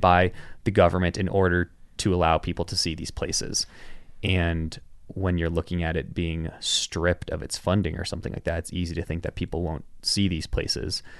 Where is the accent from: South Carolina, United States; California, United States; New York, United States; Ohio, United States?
Ohio, United States; outside of Cleveland; moved away; I'm from Ohio